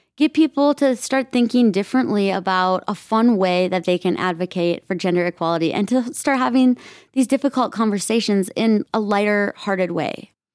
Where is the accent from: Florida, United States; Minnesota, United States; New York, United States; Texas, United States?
Minnesota, United States; I grew up in Minnesota, very traditional Midwest.